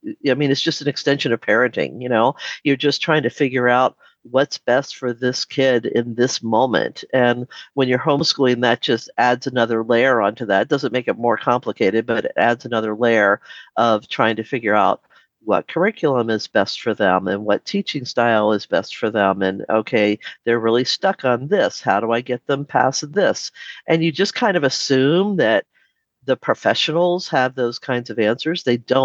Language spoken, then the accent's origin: English; D.C., Maryland, United States; born or raised there; moved away as an adult; now in Alaska, United States